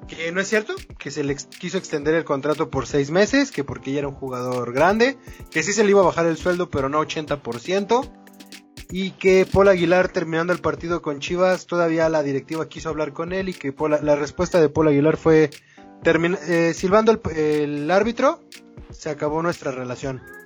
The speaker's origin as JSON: {"language": "Spanish", "country": "Mexico", "said": "como mexicano"}